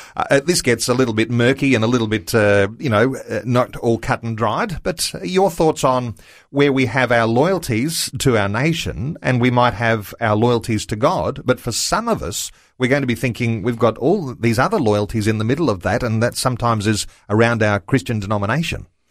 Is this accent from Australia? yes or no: yes; Australia; I'm an Australian.